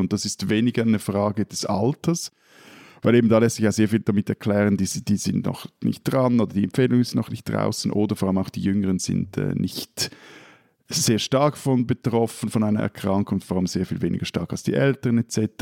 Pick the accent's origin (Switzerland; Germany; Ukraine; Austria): Switzerland; als Schweizer